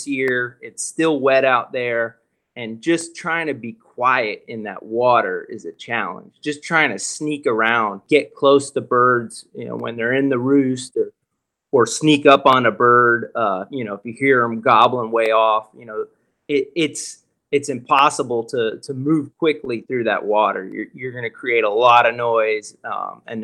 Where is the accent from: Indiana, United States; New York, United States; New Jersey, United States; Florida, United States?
Florida, United States; South; I'm from South Florida